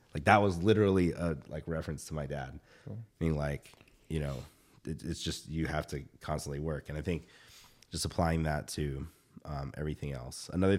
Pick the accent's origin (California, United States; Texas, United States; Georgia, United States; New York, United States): Georgia, United States; and then like growing up in the South, right? Like I still remember, like there was still racism, right? Back in the day. And then being in the South, being the only Filipino kid in the South, being the only, like, I think there were two Filipino kids in Georgia when I was in high school.